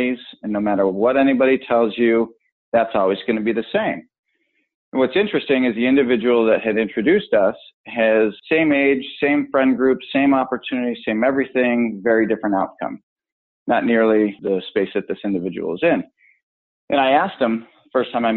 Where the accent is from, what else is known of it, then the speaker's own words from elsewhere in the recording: Buffalo, New York, United States; now in Orange County, California, United States; I grew up right outside of Buffalo, New York